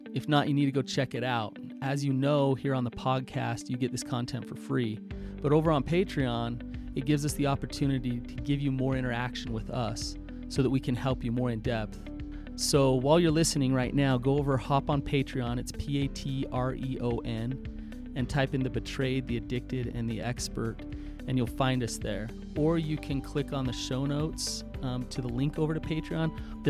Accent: Utah, United States; accent: Utah; I can hardly say that with my Utah accent.

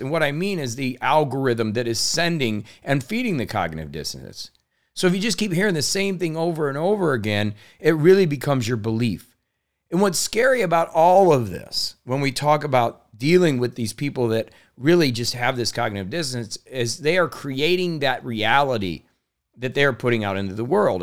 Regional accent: Indiana, United States; being born in Indiana to thirty thousand, you know, people, uh, a farm community, grew up really not knowing anybody outside of my area

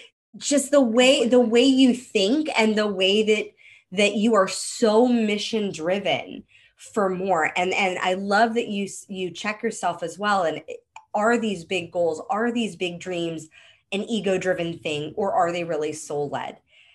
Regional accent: Hollywood, California, United States; because I grew up in Hollywood, I didn't want to be a teacher.

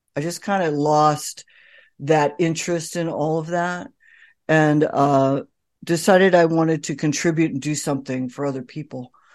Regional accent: California, United States; moved away as an adult; also born or lived in New York City; I grew up in California.

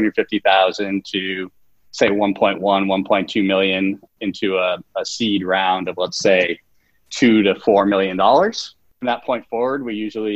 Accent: Boston, Massachusetts, United States; now in New York, United States; we have it in Boston

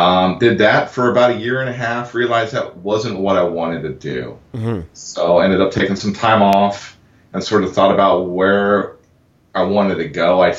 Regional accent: Boulder, Colorado, United States; moved away as an adult; also born or lived in Honolulu, Hawaii; now in Austin, United States; I grew up in Boulder, Colorado. Lived there for about 20 years. Moved out to Honolulu. Ended up going to school out there and sort of beginning my design career adventure. Gotcha. And then moved out to Austin about 5 years ago.

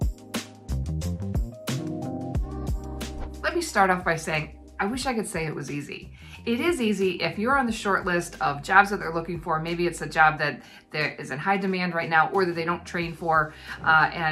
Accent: United States; moved away as an adult; now in New Zealand; living in New Zealand as an American

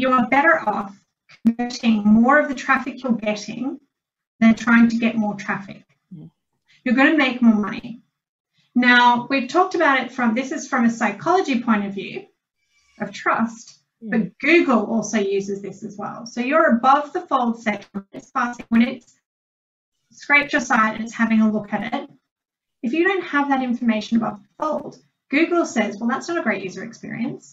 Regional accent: Geelong, Victoria, Australia; also born or lived in Melbourne; I grew up in Geelong, but I went to uni in Melbourne

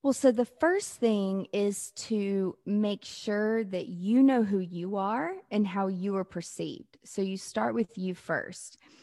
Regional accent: the South, United States; I'm from the South

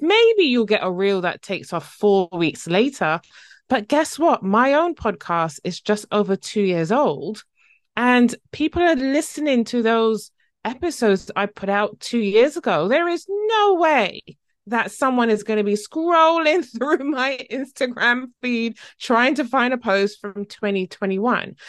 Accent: Barbados; now in Essex, United Kingdom; originally from the lovely island Barbados in the Caribbean, but now living in the U K

